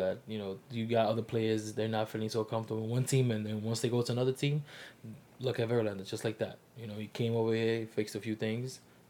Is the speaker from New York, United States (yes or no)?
yes; Bronx, New York, United States; You know, as being from New York, from the Bronx, you know, like, come on, leave that inside. Even as a New Yorker